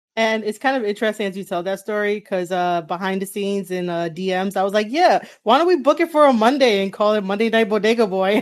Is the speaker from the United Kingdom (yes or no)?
no; New York City, New York, United States; also born or lived in the Bronx; I grew up in Manhattan